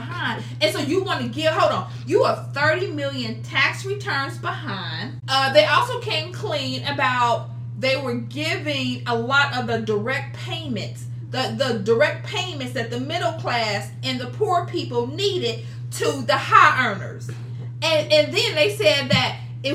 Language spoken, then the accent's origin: English; United States